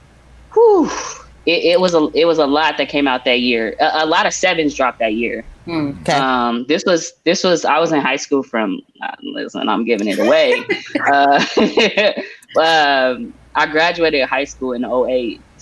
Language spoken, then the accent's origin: English; Portland, Oregon, United States; Born and raised in Portland, the backyard of the Swoosh